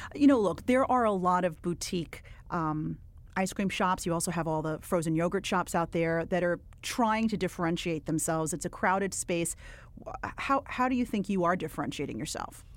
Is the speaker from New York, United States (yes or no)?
yes; New York City, New York, United States; I am from Williamsburg, except I was in Williamsburg before it got really, like, hip and happening